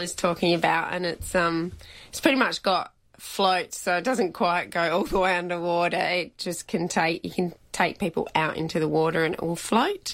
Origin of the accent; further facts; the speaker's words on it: Belair National Park, South Australia, Australia; I grew up around Belair National Park and stuff, and used to enter that all the time.